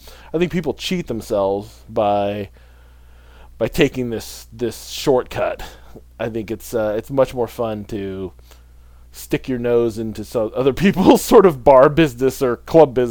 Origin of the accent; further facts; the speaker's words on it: Midwest, United States; I grew up in the Midwest